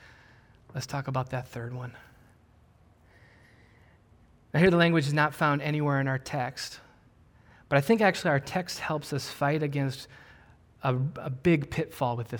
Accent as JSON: {"language": "English", "region": "Wisconsin", "country": "United States", "tie": "born or raised there", "said": "I grew up in Wisconsin"}